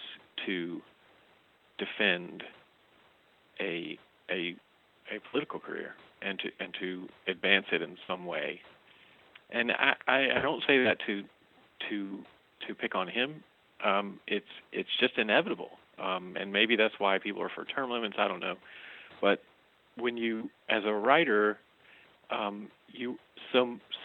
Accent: the South, United States; we were raised in the South

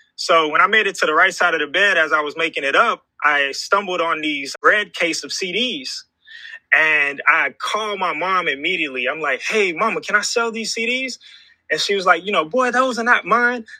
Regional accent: Houston, Texas, United States; the beautiful city of Houston, Texas, man. Uh, I grew up here

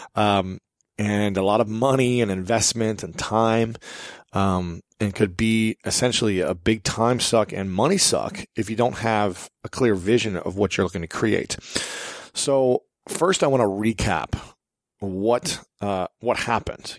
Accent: Columbus, Ohio, United States; Columbus, Ohio because that's my hometown. That's where I'm from

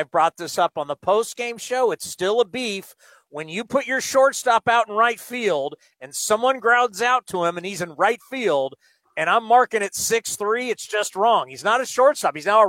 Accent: San Diego, California, United States; I was born in San Diego.

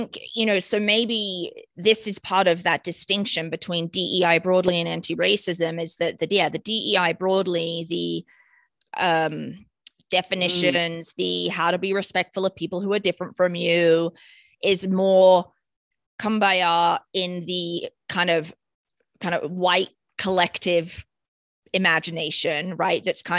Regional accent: United Kingdom; Growing up in Britain, singing that song in school assembly and stuff.

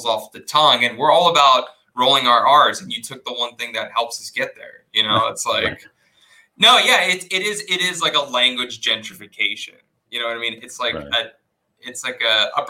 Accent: South Texas, United States; I grew up in South Texas, right? Mexican family. And I actually grew up on a ranch.

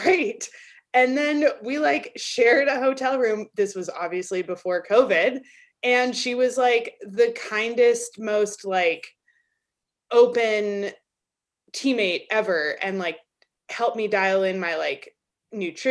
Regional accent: Albuquerque, New Mexico, United States; moved away as an adult; now in Durango, United States; I grew up in Albuquerque, which is like 3.5 hours south of here

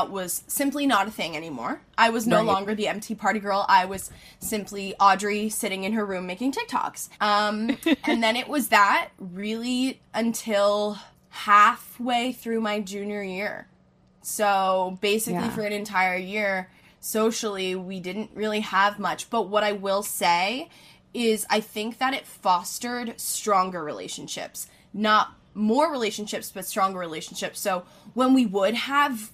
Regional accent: Philadelphia, Pennsylvania, United States; I'm from Philly

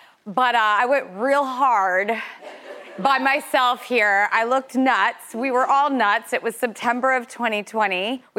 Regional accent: Los Angeles, California, United States; moved away as an adult; now in New York, United States; I don't know if you can tell from my accent, but I'm from California. And we're just celebrating everything about hometowns. We kicked off in my hometown of Los Angeles

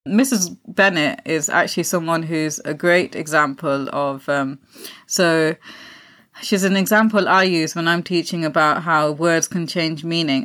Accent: Pakistan; being Pakistani

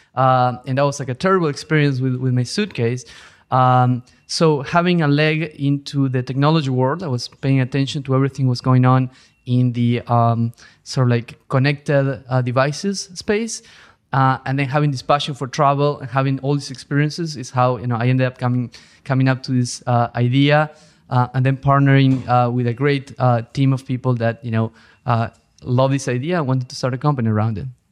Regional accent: Argentina; moved away as an adult; also born or lived in Europe; now in New York, United States; I'm originally from Argentina

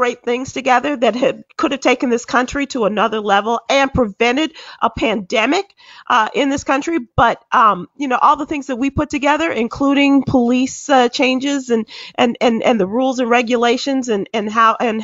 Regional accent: Chicago, Illinois, United States; now in Fort Worth, United States; my hometown of Chicago.

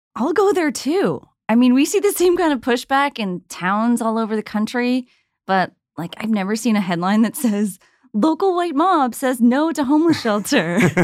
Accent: New Jersey, United States; where I grew up in New Jersey

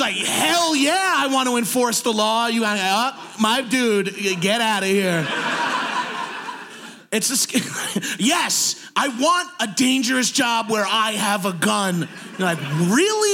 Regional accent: New York, United States; I'm from New York.

